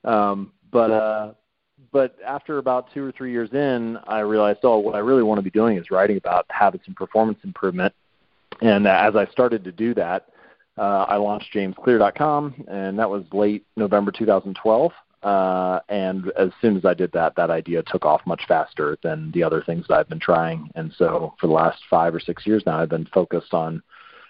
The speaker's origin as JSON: {"language": "English", "town": "Cincinnati", "region": "Ohio", "country": "United States", "tie": "born or raised there", "said": "I'm from Ohio originally, so I'm a Buckeye, born and bred. I was raised in Cincinnati, lived in the same house my whole life."}